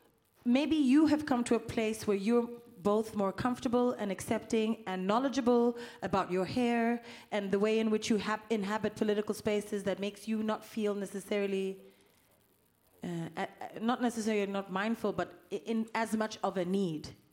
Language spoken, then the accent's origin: English; South Africa; I'm from South Africa